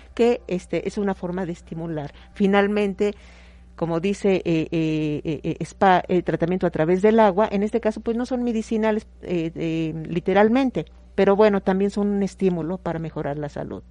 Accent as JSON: {"language": "Spanish", "country": "Mexico", "said": "nosotros como mexicanos"}